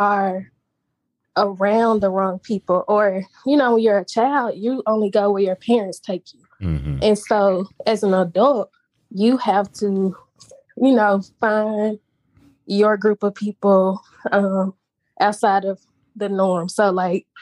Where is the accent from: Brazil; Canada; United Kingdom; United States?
United States; Memphis, Tennessee; I'm from Memphis. And I grew up with my dad